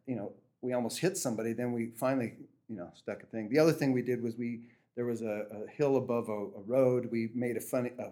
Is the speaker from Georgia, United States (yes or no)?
no; Los Angeles area, California, United States; now in Sisters, United States; I went to school there from 7th till 12th grade. But I also worked in Inglewood